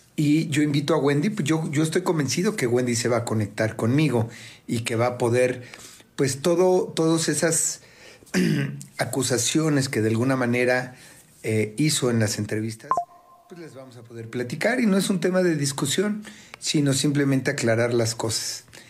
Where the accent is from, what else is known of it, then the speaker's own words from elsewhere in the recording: Mexico; como somos mexicanos